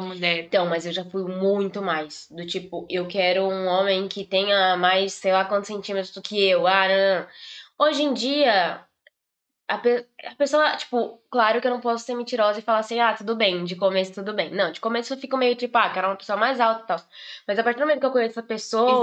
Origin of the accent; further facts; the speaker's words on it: Brazil; now in Portugal; Eu sou brasileira